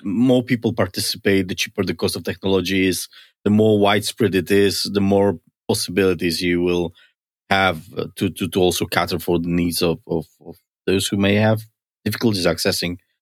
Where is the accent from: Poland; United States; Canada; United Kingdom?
Poland; moved away; I come from Poland.